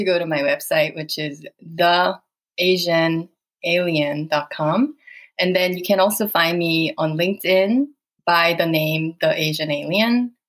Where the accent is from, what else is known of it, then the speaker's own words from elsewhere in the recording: Saudi Arabia; I have felt like an alien most of my life. As you can imagine, growing up in Saudi and then bam, you are out in the world, you are an alien.